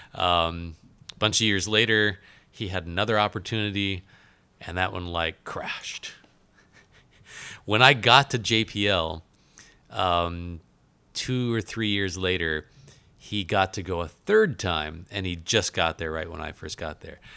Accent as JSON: {"language": "English", "region": "Alaska", "country": "United States", "tie": "born or raised there", "said": "I was born in Alaska"}